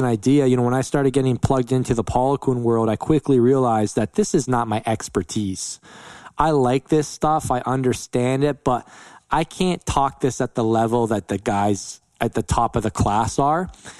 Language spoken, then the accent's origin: English; London, Ontario, Canada; born or raised there